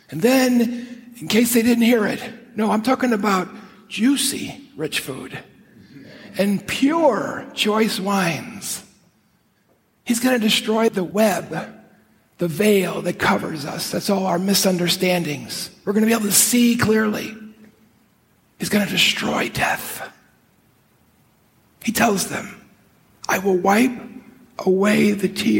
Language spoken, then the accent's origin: English; Chicago, Illinois, United States; I grew up in Chicago